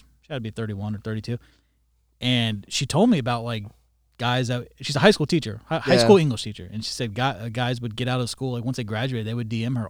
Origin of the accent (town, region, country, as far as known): Florida, United States; born or raised there